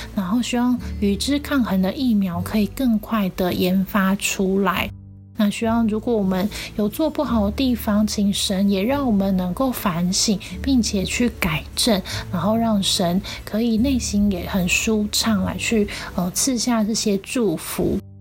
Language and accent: Chinese; Taiwan; 我们台湾人